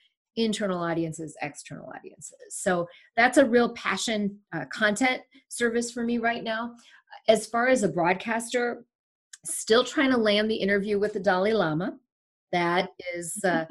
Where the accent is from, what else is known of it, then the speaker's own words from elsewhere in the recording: Sri Lanka; moved away; I was born in Sri Lanka